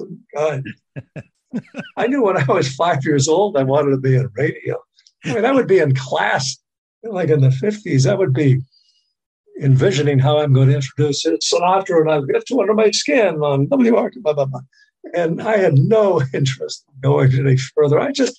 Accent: Boston, Massachusetts, United States; Growing up in Boston, it was a very powerful radio station, WBZ.

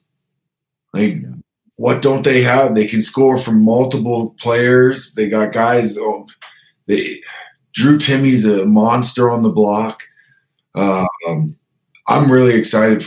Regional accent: Canada; we're Canadian

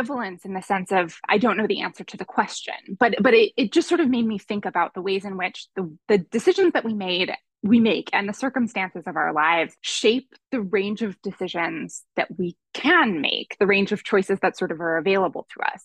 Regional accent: Boston, Massachusetts, United States; moved away as an adult; also born or lived in Berkeley, California; I grew up in the Boston area

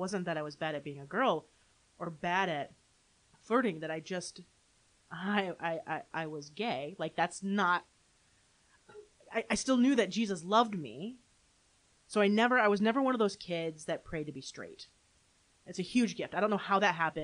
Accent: Holland, Michigan, United States; also born or lived in Grand Rapids, Michigan; now in Saratoga Springs, United States; Grew up in Holland, Michigan

